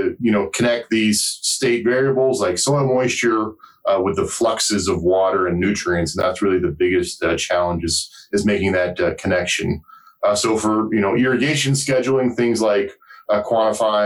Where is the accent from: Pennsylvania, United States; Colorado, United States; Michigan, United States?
Colorado, United States; moved away as an adult; also born or lived in Wyoming / New Jersey / Arizona / Nebraska; I grew up in Colorado